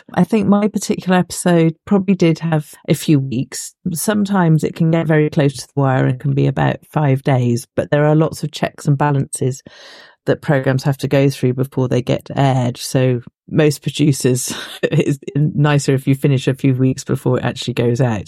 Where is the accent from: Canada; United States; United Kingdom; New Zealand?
United Kingdom; Bristol, South West England; I was born in Bristol, in Clifton, in a little hospital called St. Brenda's. And yes, I've kind of lived in Bristol almost my entire life, on and off.